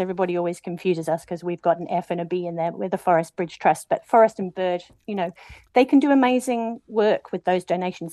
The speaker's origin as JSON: {"language": "English", "town": "Matakana", "region": "Auckland", "country": "New Zealand", "tie": "born or raised there", "said": "my hometown well, village matakana"}